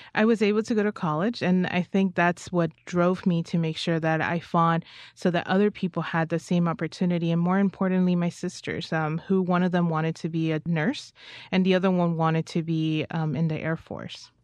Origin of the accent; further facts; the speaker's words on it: United States; I'm an American